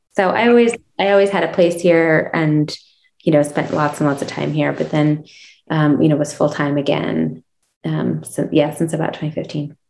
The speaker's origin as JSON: {"language": "English", "town": "Chicago", "region": "Illinois", "country": "United States", "tie": "born or raised there", "moved": "as an adult", "lives_now": "Jackson Hole, United States", "said": "I grew up in Chicago on the South Side in Hyde, a neighborhood neighborhood called Hyde Park"}